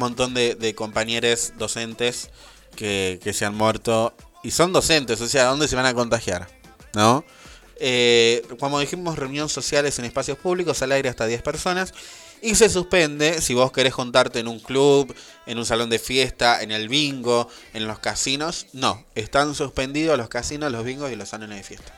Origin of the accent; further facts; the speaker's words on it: Buenos Aires Province, Argentina; nosotros por ser de Buenos Aires